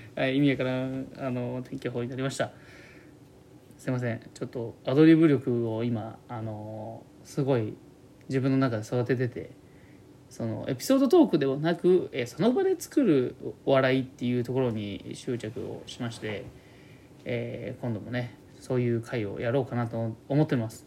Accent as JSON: {"language": "Japanese", "town": "Kani", "region": "Gifu", "country": "Japan", "accent": "Gifu accent", "said": "岐阜県出身だからということで、岐阜県のどこになるんですかね。僕はまあカニの方の名古屋寄りなんですよ"}